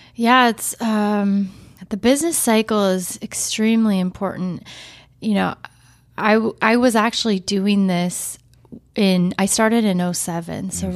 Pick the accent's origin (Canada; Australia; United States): United States; Portland, Oregon; I was actually born and raised in Portland.